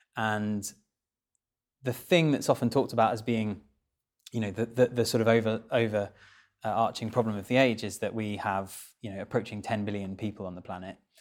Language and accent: English; Kent, South East England, United Kingdom; I had quite a rural upbringing. I grew up in Kent